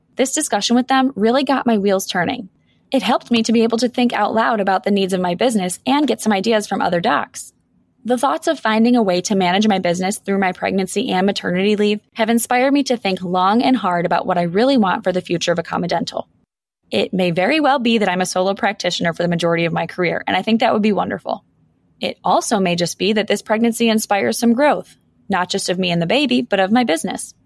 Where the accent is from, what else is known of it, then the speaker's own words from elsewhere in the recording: Buffalo, New York, United States; I'm born and raised in Buffalo, and I still practice here